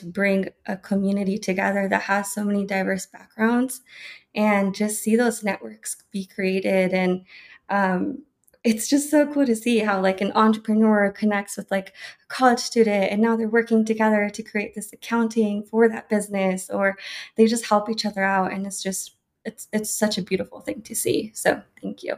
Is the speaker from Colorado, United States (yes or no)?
yes; Colorado, United States; also born or lived in Delicias, Chihuahua, Mexico; I was brought here at a very young age and have lived in Colorado basically my whole life. So I consider myself a Colorado native